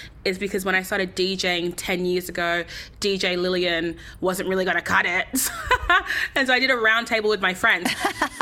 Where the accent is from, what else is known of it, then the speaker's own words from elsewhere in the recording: Sydney, New South Wales, Australia; fully born and raised in Sydney.